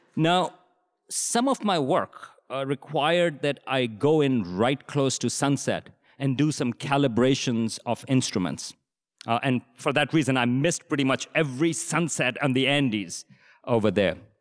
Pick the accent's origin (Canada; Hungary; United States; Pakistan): Pakistan; moved away; I grew up in Pakistan in the seventies and eighties